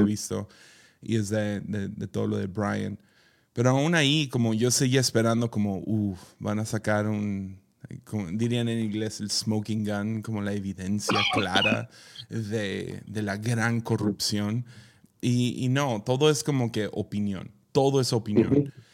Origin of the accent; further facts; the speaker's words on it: Mazatlán, Sinaloa, Mexico; yo crecí en Mazatlán